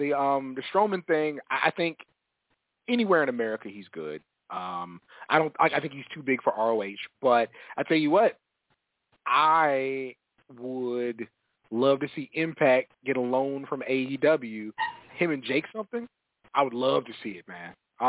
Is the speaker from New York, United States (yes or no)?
yes; New York, United States; Like, girls look better in New York. Music better in New York. Did you know I was from New York?